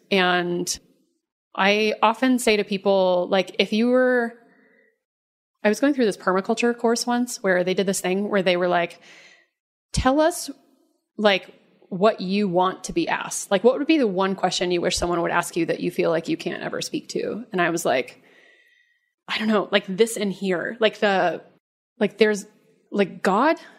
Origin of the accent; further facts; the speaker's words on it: Dallas, Texas, United States; I grew up in the South, in Dallas, in Texas